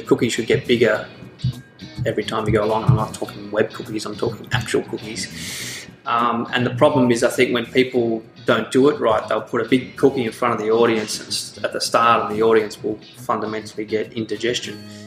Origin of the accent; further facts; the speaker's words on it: Central Victoria, Australia; I grew up in Central Victoria